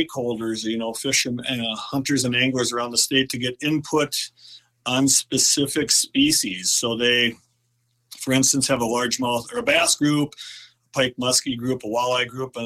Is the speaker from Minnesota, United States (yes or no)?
yes; Forest Lake, Minnesota, United States; I grew up in North Metro of the Twin Cities, Forest Lake, Minnesota.